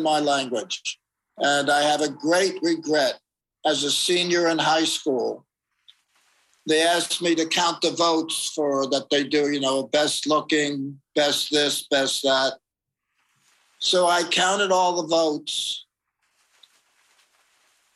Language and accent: English; Summit, New Jersey, United States; Second grade, Jefferson School in Summit, New Jersey